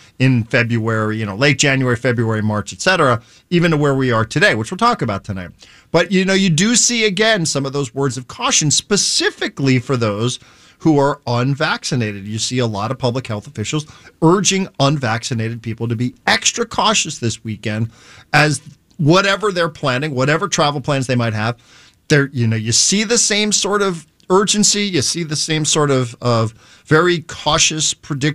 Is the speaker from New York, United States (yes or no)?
yes; New Rochelle, New York, United States; I worked at a grocery store where I grew up on the East Coast in New Rochelle, New York